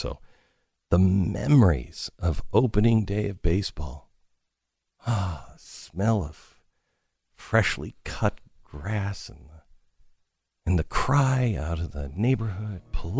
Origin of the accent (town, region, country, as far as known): Pacific Northwest, United States; born or raised there